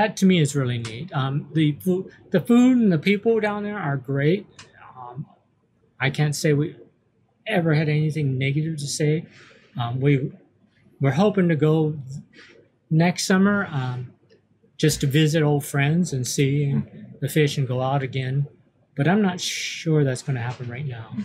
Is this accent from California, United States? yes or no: yes; California, United States; we're from the United States